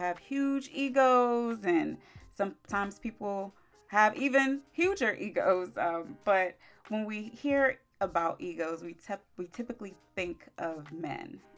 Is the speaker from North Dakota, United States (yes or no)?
no; Maryland, United States; also born or lived in Orlando, Florida; I came back home to Maryland